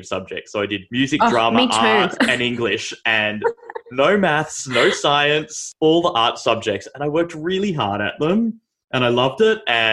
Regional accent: Sydney, New South Wales, Australia; I was born in Sydney, born and bred, child of the late 80s

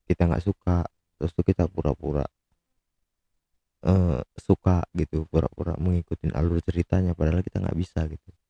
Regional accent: Medan, North Sumatra, Indonesia; mungkin karena aku orang Medan ya jadi nggak lucu-lucunya gitu

